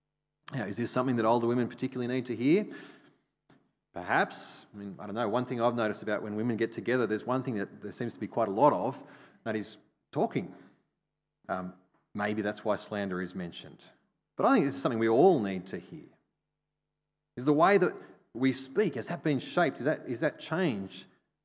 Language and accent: English; Australia; I mean, it's kind of part of being Australian.